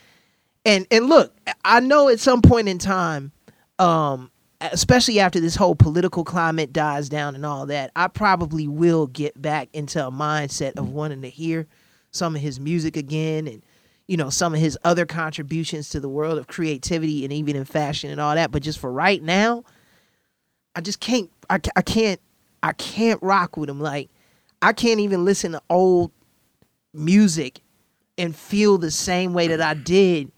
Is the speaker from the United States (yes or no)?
yes; Chicago, Illinois, United States; as a Chicagoan